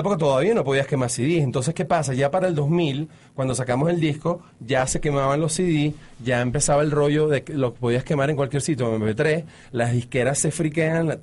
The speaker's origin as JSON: {"language": "Spanish", "town": "Caracas", "region": "Capital District", "country": "Venezuela", "tie": "born or raised there", "also_born_or_lived": "Mexico / Florida", "moved": "yes", "said": "yo creciendo en los 70, en Caracas"}